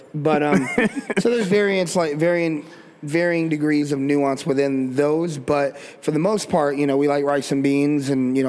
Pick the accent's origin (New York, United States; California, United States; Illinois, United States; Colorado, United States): Colorado, United States; We grew up in Colorado